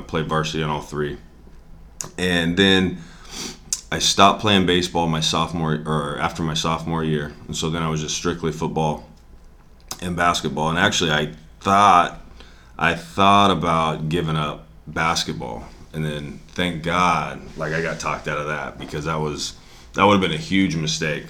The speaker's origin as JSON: {"language": "English", "town": "Spanaway", "region": "Washington", "country": "United States", "tie": "born or raised there", "said": "I'm from here. I grew up in Spanaway. Went to Bethel High School, went to University of Washington"}